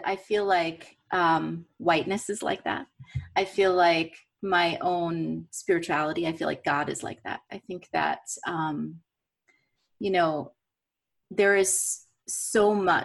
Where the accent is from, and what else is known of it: United States